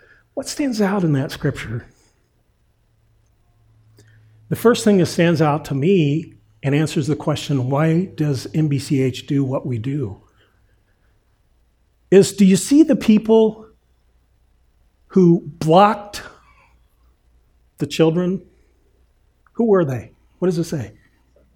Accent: Indiana, United States; I grew up in Indiana

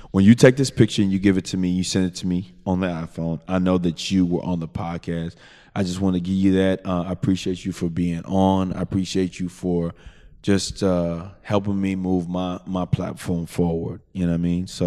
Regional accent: Southwest, United States; Because I'm gonna tell you where I came from. You know what I'm saying? I'm from the Southwest.

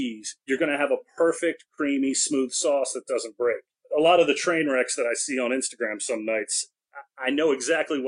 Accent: Maryland, United States; I'm an East Coast guy, I'm from Maryland

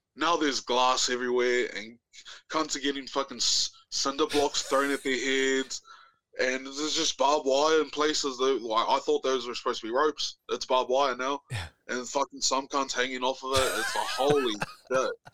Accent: New Zealand; now in Auckland, New Zealand; moved to Auckland. So, I'm not from Auckland

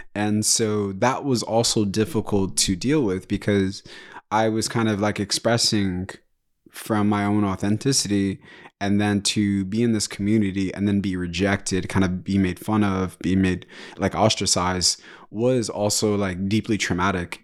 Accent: Kinshasa, DR Congo; I was born in Kinshasa, which is the capital of D R Congo, uh, Democratic Republic of Congo.

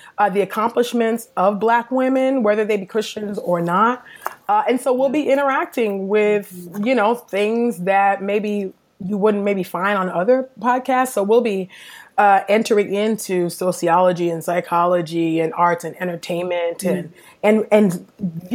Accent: the Bay Area, California, United States; moved away as an adult; also born or lived in Los Angeles; now in Philadelphia, United States; I am originally from California, the Bay Area to be exact

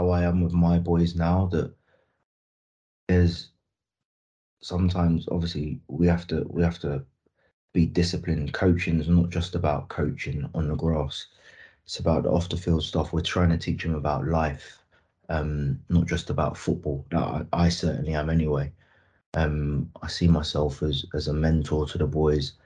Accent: London, United Kingdom; moved away as an adult; also born or lived in Sheffield; being a London boy, the first time I moved away from London when I signed for Rotherham permanently

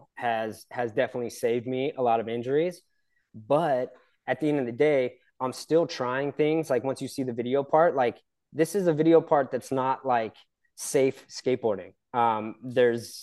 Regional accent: San Clemente, California, United States; I was born and raised in San Clemente, California, Southern OC

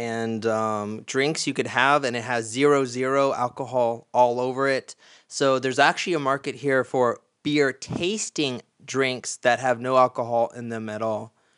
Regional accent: United States; now in Krakow, Poland; I'm from the United States of America

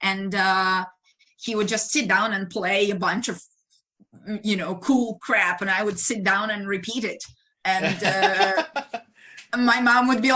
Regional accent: Ukraine; English is a second language; moved away as an adult; now in United States; in Ukraine, we start pretty early. I was 13 when I started college.

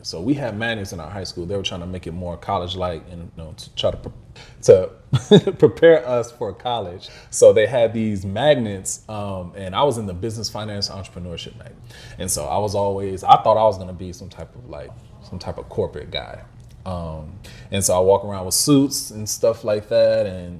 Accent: Midwest, United States; And growing up in the Midwest, where, you know, blacks are not the majority like it is in some places in the South

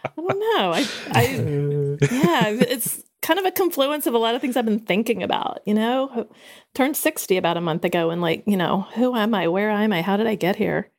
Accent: the South, United States; I grew up in the South

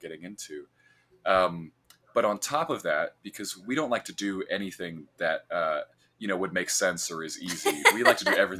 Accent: central Illinois, United States; I am from a cornfield in central Illinois

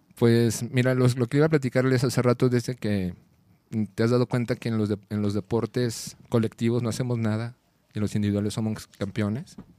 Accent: Mexico City, Mexico; now in Guadalajara, Mexico; yo nací aquí en el DF

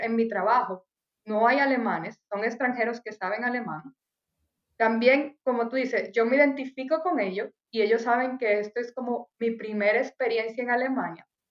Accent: Dominican Republic; moved away as an adult; also born or lived in Cottbus, Germany; now in Germany; soy de República Dominicana, yo me vine por tal y tal razón

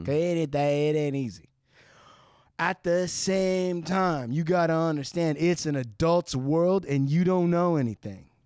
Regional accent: Santa Ana, California, United States; I was born in Santa Ana

